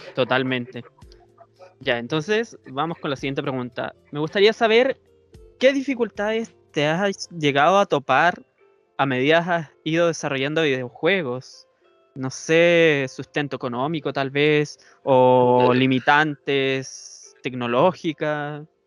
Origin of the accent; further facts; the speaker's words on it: Chile; yo soy de Chile